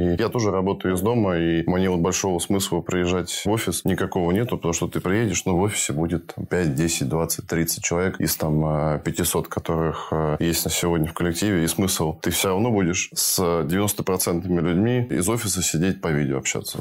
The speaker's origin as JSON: {"language": "Russian", "country": "Russia", "tie": "born or raised there", "also_born_or_lived": "Budapest, Hungary", "said": "Я родился в Будапеште, достаточно большое количество первых лет своей жизни провел там, потом мы вернулись в Россию, я учился в России в школе и институт заканчивал"}